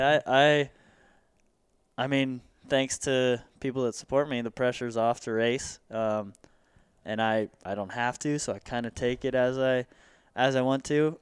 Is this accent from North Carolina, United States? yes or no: no; Santa Clarita, California, United States; born and raised in Santa Clarita